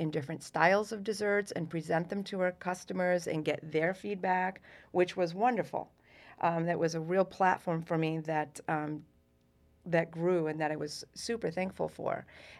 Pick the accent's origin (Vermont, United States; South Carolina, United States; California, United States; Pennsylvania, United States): Vermont, United States; Essex Junction; moved away as an adult; now in Massachusetts, United States; I grew up in Essex Junction, Vermont.